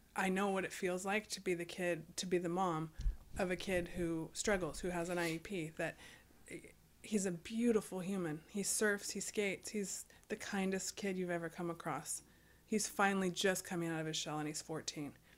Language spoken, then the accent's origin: English; United States